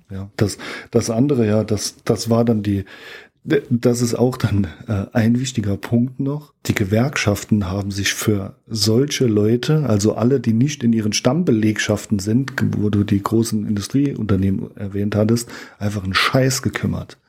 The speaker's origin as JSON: {"language": "German", "country": "Germany", "said": "wir als Deutsche"}